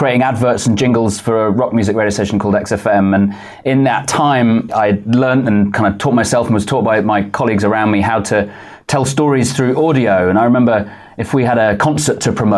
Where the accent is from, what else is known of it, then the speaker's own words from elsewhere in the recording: United Kingdom; moved away as an adult; also born or lived in Manchester; now in New York, United States; I'm a Brit, lived in the UK most of my life